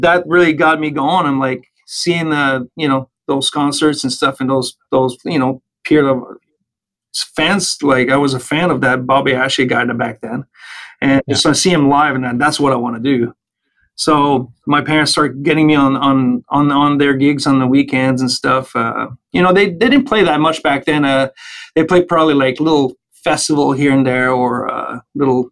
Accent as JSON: {"language": "English", "area": "Île-Perrot / Valleyfield area, outside Montreal", "region": "Quebec", "country": "Canada", "tie": "born or raised there", "said": "I grew up in a small town outside of Montreal named Il Perreault, or you know, you'd say it in English anyway, Il Perreault and Valleyfield area."}